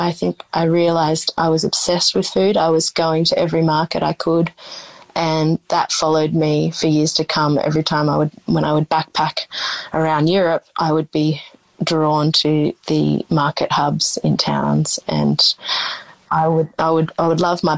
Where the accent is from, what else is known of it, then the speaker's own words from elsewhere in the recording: Coleambally, New South Wales, Australia; But I grew up out in the Riverina in a small town called Collyambly on a sheep and rice farm, an irrigated area.